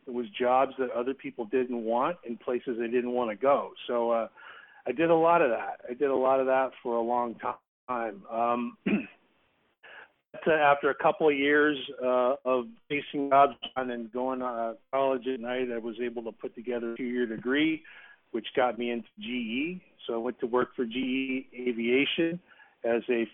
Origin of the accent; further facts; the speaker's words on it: Salinas, California, United States; moved away; I grew up in Salinas. Salinas is in the Monterey Bay area